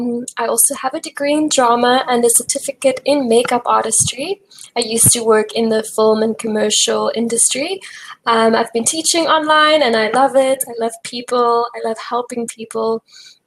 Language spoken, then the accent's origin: English; Cape Town, Western Cape, South Africa; I'm from Cape Town, South Africa. I'm 26 years old